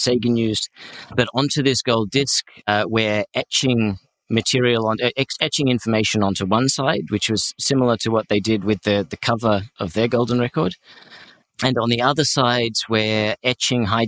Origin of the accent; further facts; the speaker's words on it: Australia; I consider myself to be culturally Western European, even though I'm Australian.